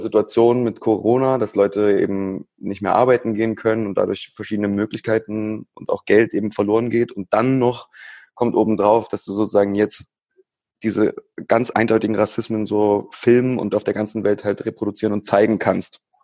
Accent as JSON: {"language": "German", "town": "Dresden", "region": "Saxony", "country": "Germany", "said": "Ich komme auch aus Dresden, bin 26"}